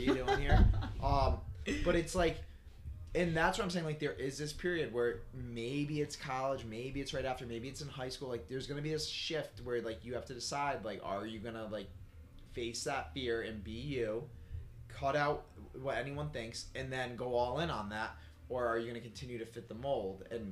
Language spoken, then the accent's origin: English; Guilderland, New York, United States; we come from Gilderland, New York. And it's like, we're in Gilderland, New York